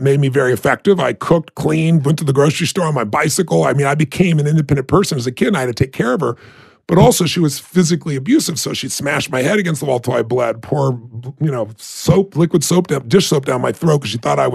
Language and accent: English; Azusa, California, United States; I'm a kid from Azusa, California, who had nobody in our family that was successful in business